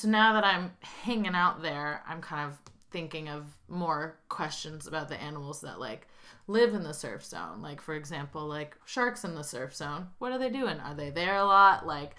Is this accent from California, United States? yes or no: yes; Santa Cruz, California, United States; What's wild is I feel like there are so many people who come in during summertime, and to them, Santa Cruz is, like, this beach paradise.